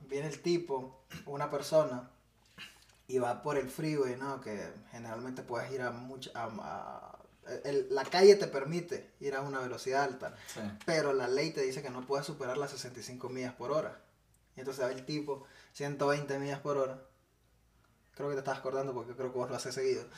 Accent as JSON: {"language": "Spanish", "country": "Nicaragua", "moved": "yes", "lives_now": "United States", "said": "yo soy nicaragüense y estamos en Estados Unidos"}